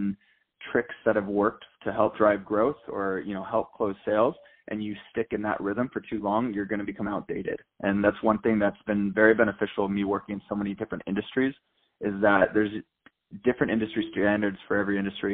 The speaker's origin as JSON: {"language": "English", "town": "San Diego", "region": "California", "country": "United States", "tie": "born or raised there", "said": "I'm from San Diego, California. I grew up my entire life where my dad started a telecommunications engineering firm"}